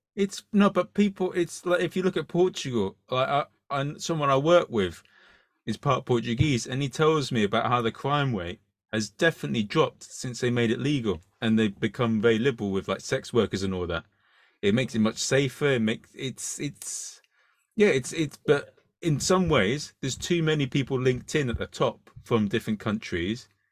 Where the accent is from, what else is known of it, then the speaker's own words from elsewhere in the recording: United Kingdom; I'm British